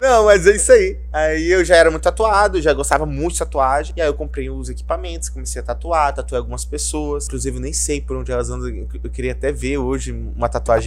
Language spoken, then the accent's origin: Portuguese; Rondônia, Brazil; Eu nasci aqui, cresci aqui